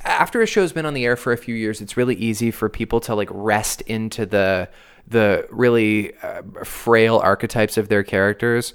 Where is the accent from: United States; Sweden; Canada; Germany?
Canada; we're Canadian